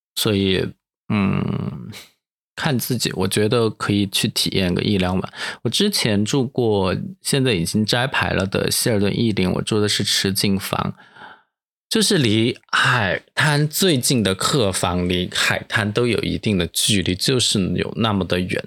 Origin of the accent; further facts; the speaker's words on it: Dujiangyan, Sichuan, China; now in Sanya, China; 我来自成都旁边的卫星成都这样验尸